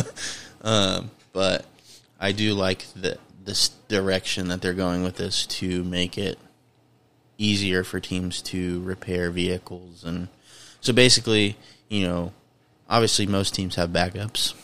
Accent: Indiana, United States; I'm from Indiana

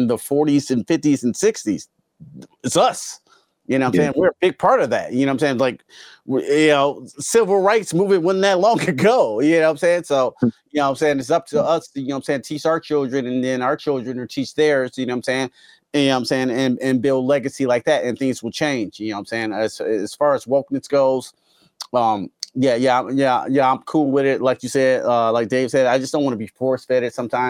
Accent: Detroit, Michigan, United States; now in Tennessee, United States; I grew up in Southwest Detroit

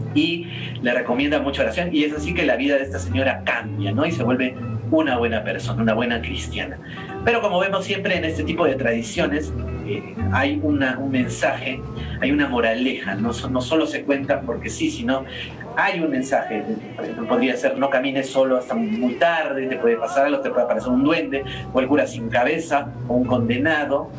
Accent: Arequipa, Peru; nuestro carácter como arequipeños

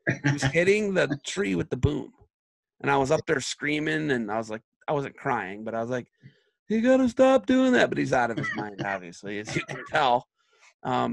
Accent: Oak Harbor, Ohio, United States; We have a nuclear power plant in Oak Harbor where I'm from

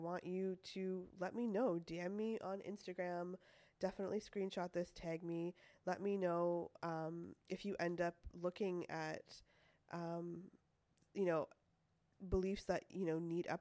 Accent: Toronto, Ontario, Canada; moved away as an adult; now in California, United States; I lived in Toronto most of my life.

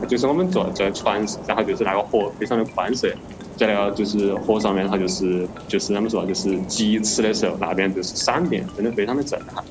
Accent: Suining, Sichuan, China; also born or lived in Singapore; now in Chengdu, China; 作为一个土生土长的四川人啊，肯定是经历过的

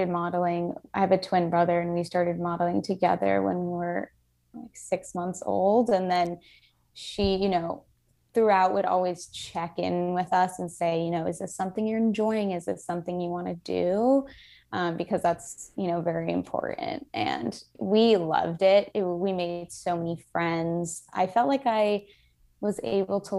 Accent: Miami, Florida, United States; now in Brooklyn, United States; I'm from Miami, Florida

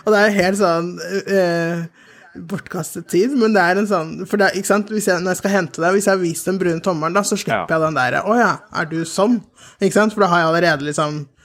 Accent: Oslo, Norway; also born or lived in Sierra Leone; jeg er oppvokst i, på Hauketo

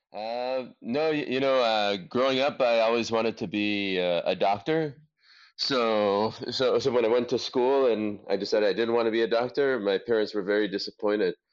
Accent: Los Angeles, California, United States; I grew up in Los Angeles, uh, in in California, in the United States

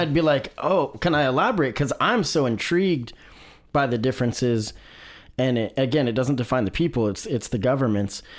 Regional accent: Salem, Oregon, United States; I grew up in Salem

